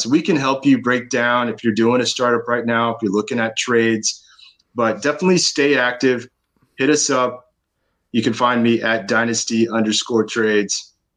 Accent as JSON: {"language": "English", "town": "Austin", "region": "Texas", "country": "United States", "said": "I'm from Austin, a big Longhorn fan"}